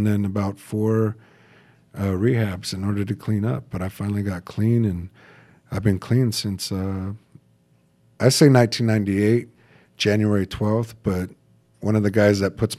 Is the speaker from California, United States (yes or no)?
yes; Fontana, California, United States; also born or lived in Bloomington, California / Rialto, California / San Bernardino; I was born in 1974 in Kaiser Hospital in Fontana, California